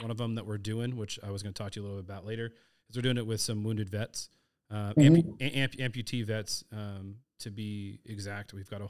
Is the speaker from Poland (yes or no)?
no; Texas, United States; You're like, no, I don't know. I'm from Texas.